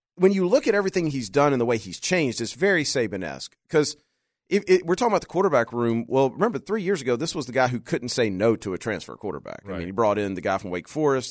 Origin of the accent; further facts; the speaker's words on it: Louisiana, United States; moved away; also born or lived in Arkansas; I grew up in Louisiana and Arkansas